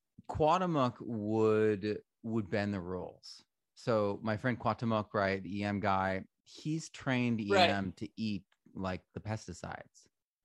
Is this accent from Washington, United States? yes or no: no; Vermont, United States; also born or lived in New Hampshire / Connecticut; So I grew up in Vermont, New Hampshire, and Connecticut.